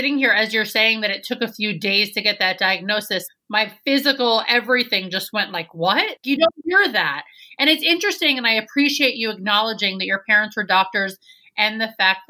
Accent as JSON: {"language": "English", "region": "New York", "country": "United States", "tie": "born or raised there", "said": "As a native New Yorker"}